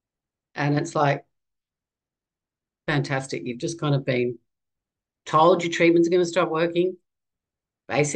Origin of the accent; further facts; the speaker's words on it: Australia; I'm a mother, and I'm from Australia